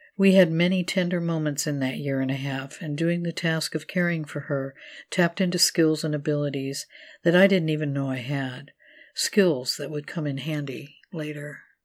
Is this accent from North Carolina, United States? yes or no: no; California, United States; moved away; I was in my hometown in California to help take care of my mother